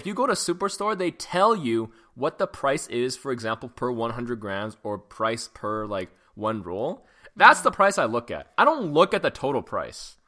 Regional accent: Canada; also born or lived in Hong Kong; when I was growing up in Canada

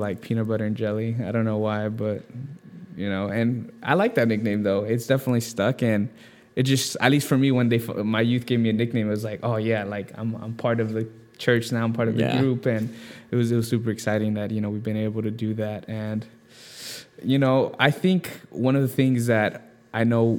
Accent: Simi Valley, California, United States; moved away as an adult; also born or lived in Newbury Park; now in San Diego, United States; I grew up in Simi Valley, and I went to school in Newberry Park.

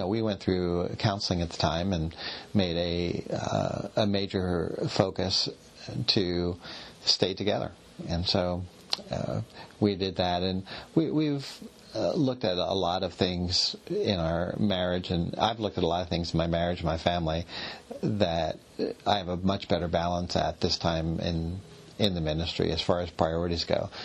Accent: Philadelphia, Pennsylvania, United States; moved away as an adult; also born or lived in Indiana, Pennsylvania; now in Pittsburgh, United States; I was born in Philadelphia and moved to Pittsburgh after I got married

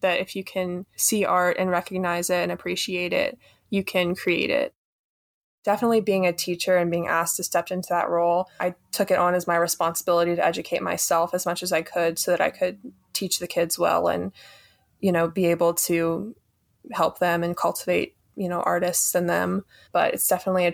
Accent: Harkers Island, North Carolina, United States; I'm from Harkers Island, North Carolina.

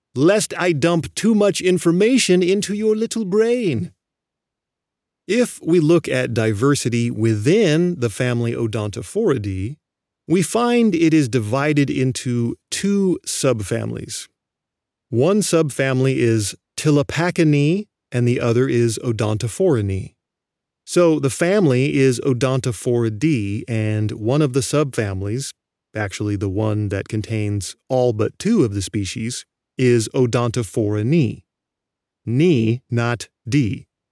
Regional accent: California, United States; I grew up in California

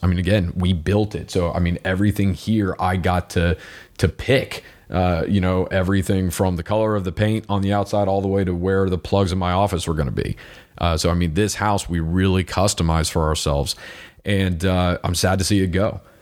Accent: United States; I am an American

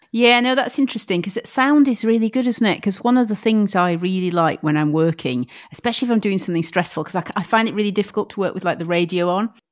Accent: Huddersfield, Yorkshire and the Humber, United Kingdom; I grew up in Huddersfield

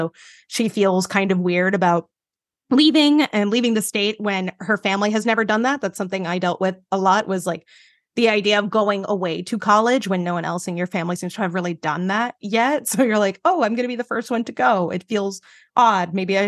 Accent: Jersey City, New Jersey, United States; I grew up like right outside of New York in Jersey City. So I've lived in a city my entire life.

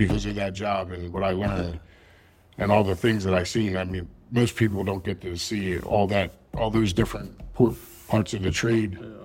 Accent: Philadelphia, Pennsylvania, United States; I'm from Philadelphia

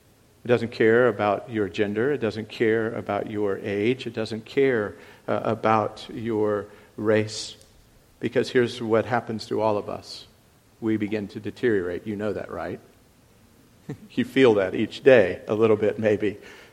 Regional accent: South Africa; Coming back again, as I was from South Africa

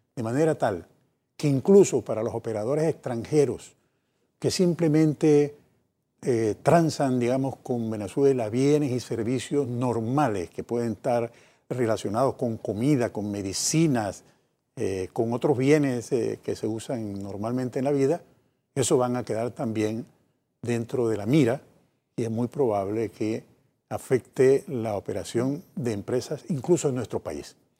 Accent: Panama; Como panameños que sabemos cuánto hemos sufrido los panameños de tantas eh, invasiones en nuestro país

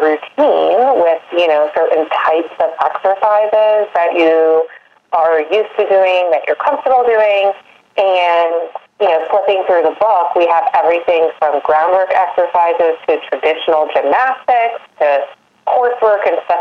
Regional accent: Maryland, United States; I am born and raised in Maryland, lucky to kind of be in the heart of horse country here

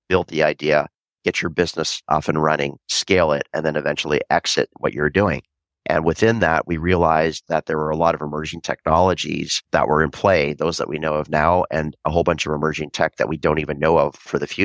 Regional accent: Vancouver, British Columbia, Canada; I was born and raised in Vancouver, Canada

